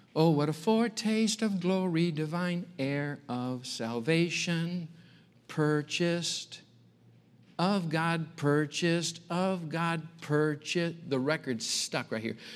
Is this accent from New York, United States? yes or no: no; Michigan, United States; moved away; growing up in Michigan, a little farm community out in the country.